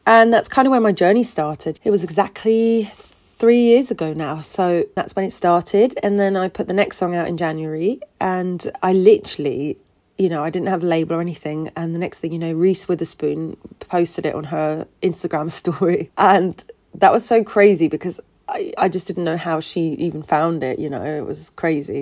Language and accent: English; Switzerland; moved away as an adult; now in London, United Kingdom; originally from Switzerland. I grew up in Switzerland and then I came to London about six years ago.